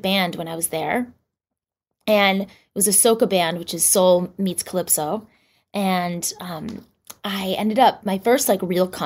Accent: Boston, Massachusetts, United States; moved away as an adult; also born or lived in New York; I grew up in Boston, right outside of Boston. And I actually moved to New York when I was 21

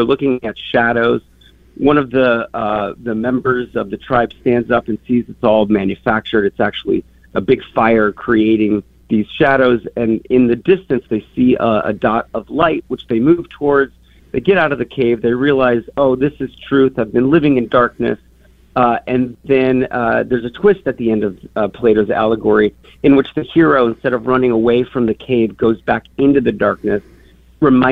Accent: Minnesota, United States; moved away as an adult; also born or lived in New York / Chicago; I grew up in Minnesota

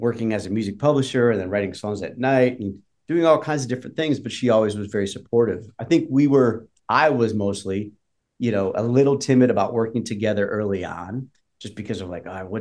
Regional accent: Detroit, Michigan, United States; now in Nashville, United States; I'm from Detroit

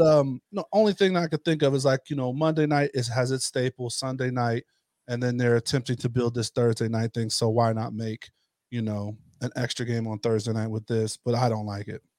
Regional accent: Ohio, United States; moved away; growing up in the Ohio area

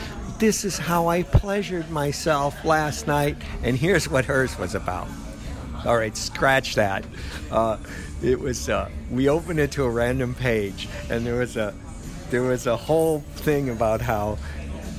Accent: United States; as an American

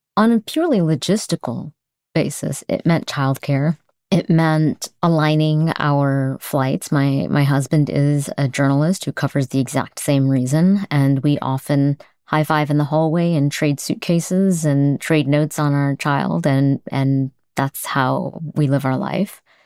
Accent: United States; as an American

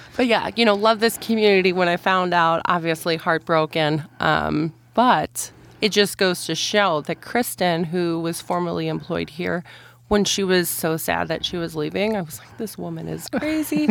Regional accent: Midwest, United States; moved away as an adult; now in Montana, United States; I grew up in the Midwest.

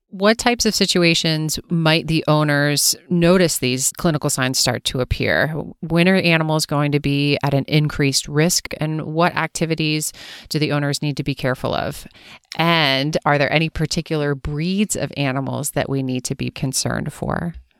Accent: Pennsylvania, United States; now in Los Angeles, United States; growing up in Pennsylvania

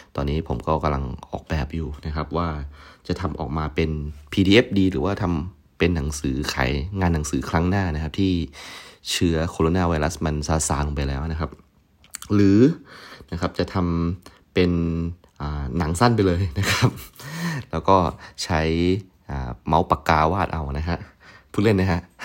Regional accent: provincial Thailand, Thailand

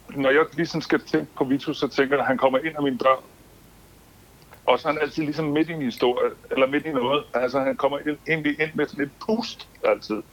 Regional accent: Aarhus, Central Denmark Region, Denmark; Jeg er født i Aarhus

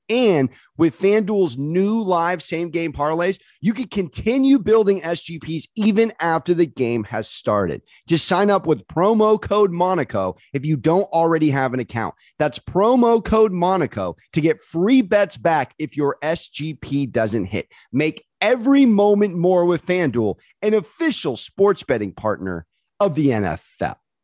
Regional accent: San Diego, California, United States; I'm a San Diego kid

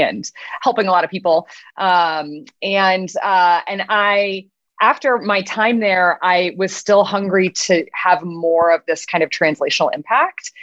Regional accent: Midwest, United States; I grew up in the Midwest and I was a gay teenager in a, you know, pretty conservative

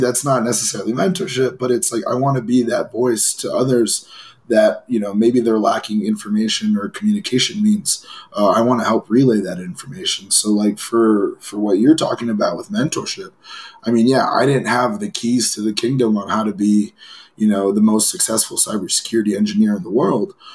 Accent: Los Angeles, California, United States; I grew up in Los Angeles

